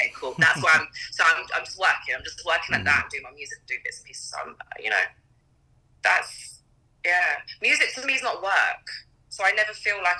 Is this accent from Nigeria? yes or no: no; England, United Kingdom; also born or lived in Trinidad; now in London, United Kingdom; I grew up in England and my mom is like extremely West Indian